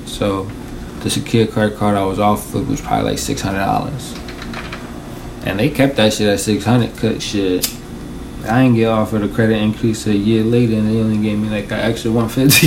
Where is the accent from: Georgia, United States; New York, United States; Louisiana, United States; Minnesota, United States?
New York, United States; New York City; I'm from Washington Heights, born and raised